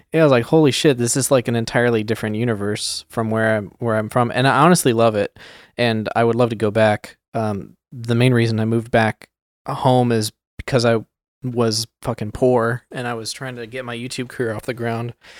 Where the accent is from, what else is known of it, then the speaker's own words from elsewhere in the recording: Sacramento, California, United States; we're all from Sacramento